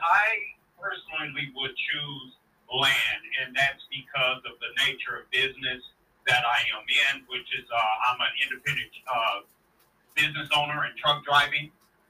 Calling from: Kansas City, Missouri, United States; Yes, … … from Kansas City, Missouri.

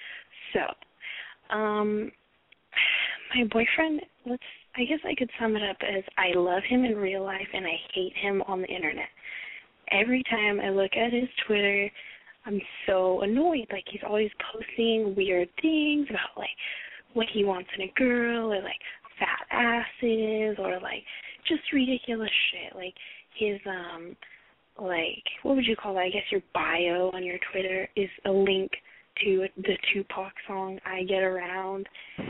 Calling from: Los Angeles, California, United States; I'm calling from the greater Los Angeles area.

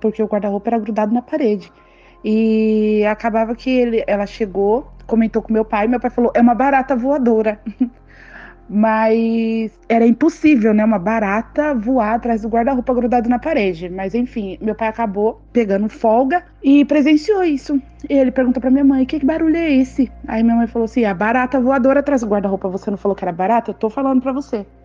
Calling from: São Paulo, Brazil; sou de São Paulo, Zona Norte.

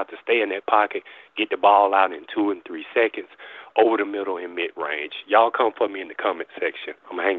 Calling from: Montgomery, Alabama, United States; I'm calling from Montgomery, Alabama.

